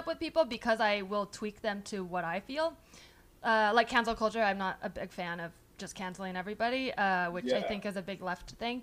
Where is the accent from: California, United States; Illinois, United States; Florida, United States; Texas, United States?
California, United States; the Bay Area; also born or lived in New York; I grew up in the Bay